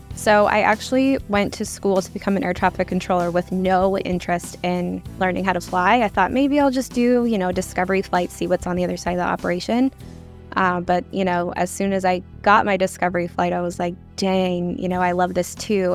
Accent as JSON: {"language": "English", "town": "Seattle", "region": "Washington", "country": "United States", "tie": "born or raised there", "said": "I grew up in the Seattle area"}